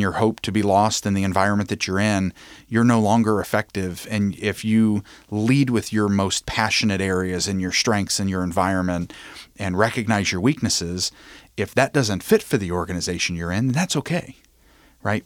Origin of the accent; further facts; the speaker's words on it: Covington, Kentucky, United States; I'm born and raised in Covington, Kentucky.